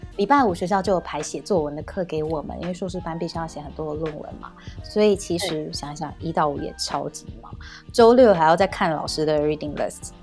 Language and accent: Chinese; Taiwan; also born or lived in United Kingdom; 想说回来，回来台湾休息一下，见见爸妈